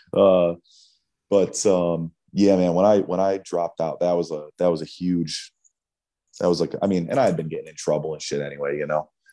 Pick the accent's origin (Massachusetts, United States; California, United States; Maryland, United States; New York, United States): New York, United States; Auburn; I grew up in upstate New York, small city called Auburn